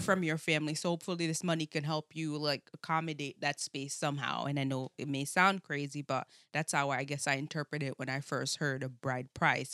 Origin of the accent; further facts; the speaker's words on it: Jamaica; now in United States; I'm, uh, from Jamaica, born and raised for, like, I guess the s, s, first part of my life